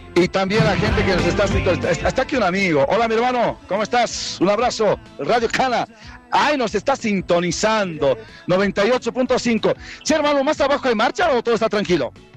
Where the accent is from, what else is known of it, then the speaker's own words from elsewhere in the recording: Chile; now in La Paz, Bolivia; Somos chilenos